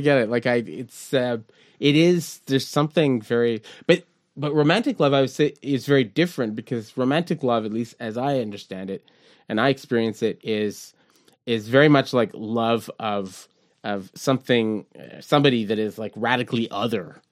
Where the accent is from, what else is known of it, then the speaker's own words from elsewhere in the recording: Montreal, Quebec, Canada; we grew up in Verdun and the point